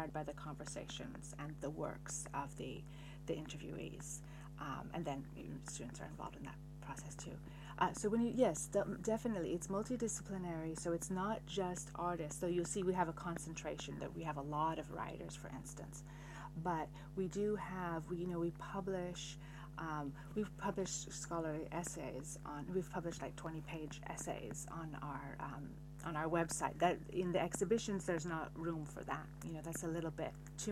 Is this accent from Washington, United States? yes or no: yes; Seattle, Washington, United States; now in Paris, France; I live in Paris now, though I was born in Seattle